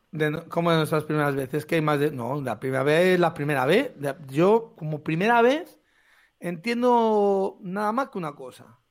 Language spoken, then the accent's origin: Spanish; Carracedelo, Castile and León, Spain; yo soy de Carracedel, un pueblo del Bierzo, pequeñito